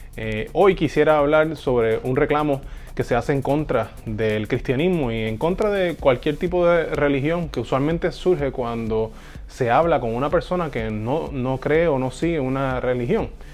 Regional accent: Puerto Rico; en mi casa, cuando yo era adolescente, eh, en, eh, aquí en Puerto Rico, yo soy de Puerto Rico

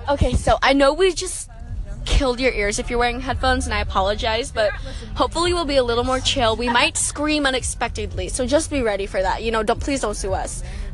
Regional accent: Minnesota, United States; I am from Minnesota.

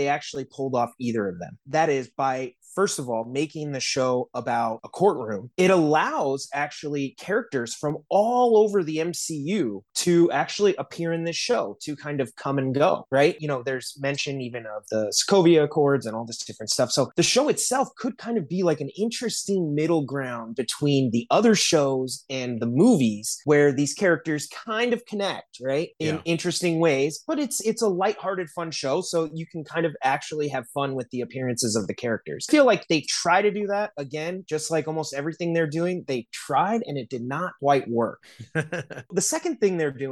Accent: South Bend, Indiana, United States; now in Los Angeles, United States; I'm in LA, but I'm from South Bend.

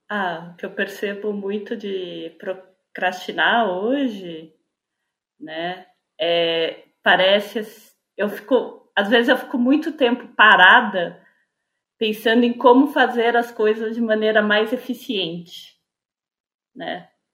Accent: São Paulo, Brazil; eu sou de São Paulo, capital

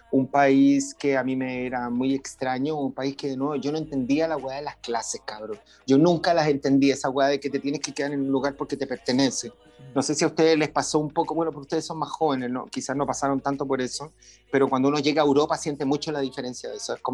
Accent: Medellín, Antioquia, Colombia; also born or lived in Chile; nosotros nos fuimos de Chile el 73 y nos fuimos a vivir, yo recién nacido, a Colombia, a Medellín, donde vivimos por casi 10 años.

